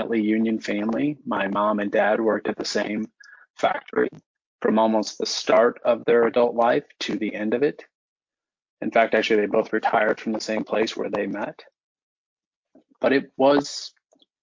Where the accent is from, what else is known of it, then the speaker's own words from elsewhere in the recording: Florissant, Missouri, United States; My wife and I are both from North County. I grew up in the Florissant area